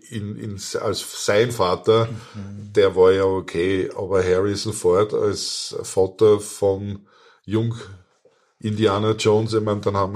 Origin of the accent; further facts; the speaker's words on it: Austria; nein, ich bin Österreicher, ich lese österreichische Literatur